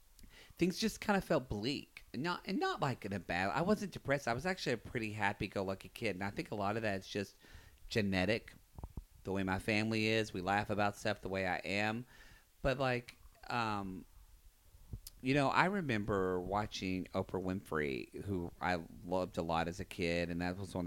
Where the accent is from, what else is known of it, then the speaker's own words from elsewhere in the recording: the South, United States; there was a lot of things that were hard for me growing up in the South.